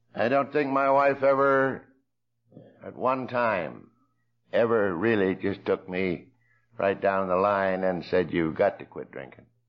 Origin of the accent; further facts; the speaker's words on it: Coshocton, Ohio, United States; I grew up in Coshocton